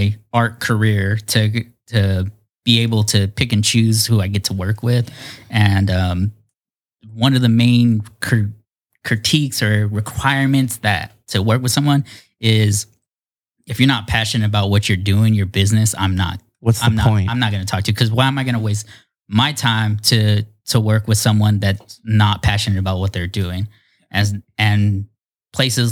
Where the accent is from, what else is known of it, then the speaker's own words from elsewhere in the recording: Fresno, California, United States; moved away as an adult; now in San Diego, United States; I grew up in Fresno, moved down here in 2006 to go to art school.